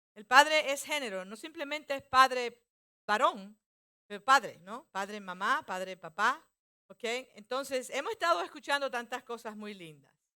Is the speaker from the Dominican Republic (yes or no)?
yes; Dominican Republic; Como muchos dominicanos hacemos eso muchas veces.